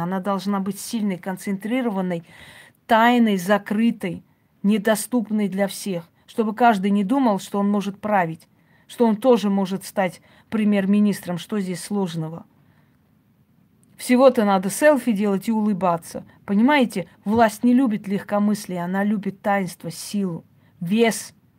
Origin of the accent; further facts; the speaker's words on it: Georgia; now in Moscow, Russia; Я лично родилась в Грузии